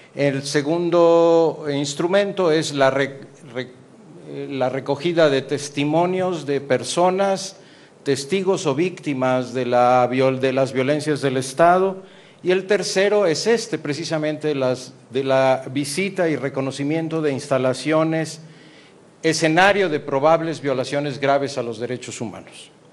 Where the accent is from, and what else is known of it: Mexico